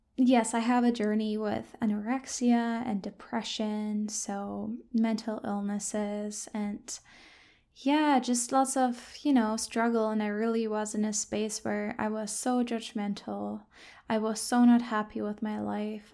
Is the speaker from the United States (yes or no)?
no; Germany; moved away as an adult; now in Victoria, Canada; I grew up in Germany